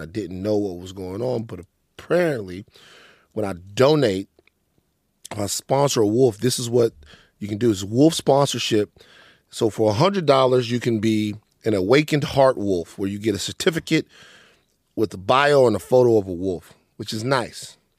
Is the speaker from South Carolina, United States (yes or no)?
no; Maringouin, Louisiana, United States; also born or lived in Baton Rouge; now in Los Angeles, United States; growing up in Maringouin, growing up in Louisiana